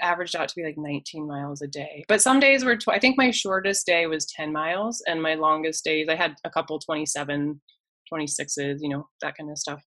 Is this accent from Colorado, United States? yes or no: yes; Colorado, United States; growing up in Colorado my whole life